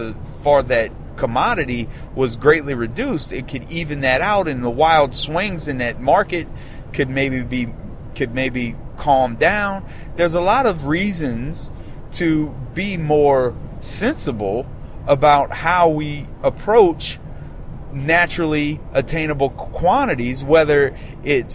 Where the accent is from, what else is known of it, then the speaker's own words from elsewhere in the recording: Louisiana, United States; my home state of Louisiana